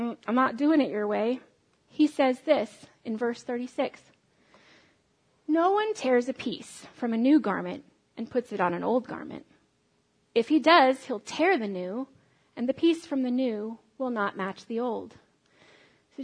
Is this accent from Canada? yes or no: no; United States; I'm an American